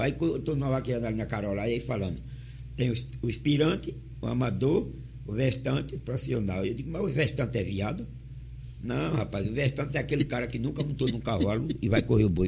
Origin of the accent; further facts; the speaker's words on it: Riachão do Dantas, Sergipe, Brazil; Eu sou natural de, da fazenda Maratá de Riachão do Dantas